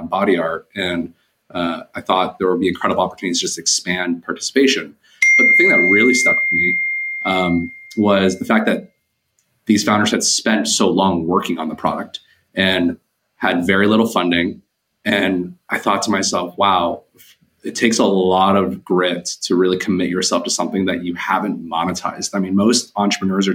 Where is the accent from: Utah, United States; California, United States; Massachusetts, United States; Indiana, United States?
California, United States; Bay Area, Silicon Valley; I'm from the Bay Area, Silicon Valley.